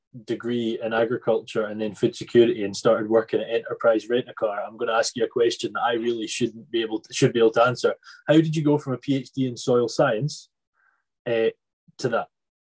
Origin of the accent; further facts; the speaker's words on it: Isle of Arran, Scotland, United Kingdom; I'm from Isle of Arran, and we have no broadband over there.